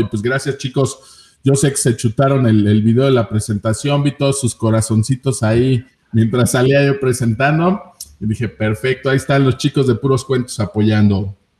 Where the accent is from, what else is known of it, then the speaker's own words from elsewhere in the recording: Tlaxcala, Mexico; also born or lived in Mexico City; no nací aquí en Tlaxcala, nací en la Ciudad de México, en la colonia Guerrero